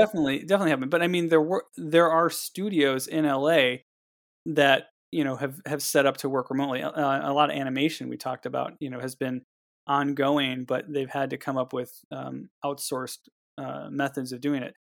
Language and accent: English; Cleveland, Ohio, United States; now in Los Angeles, United States; being from Cleveland